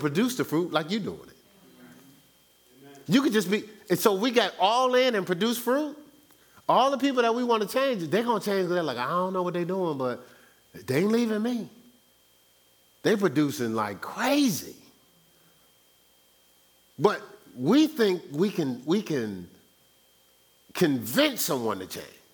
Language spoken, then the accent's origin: English; Newark, New Jersey, United States; moved away as an adult; I was born and raised in Newark, New Jersey for 29 years. Now, I've been away from Newark, New Jersey longer than I've been raised, but my core is Newark, New Jersey.